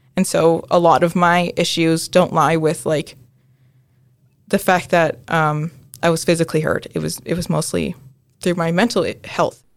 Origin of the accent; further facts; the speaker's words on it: United States; I'm a first generation Filipino-American. Um, so my mom was born in the Philippines and my dad is from here in the U S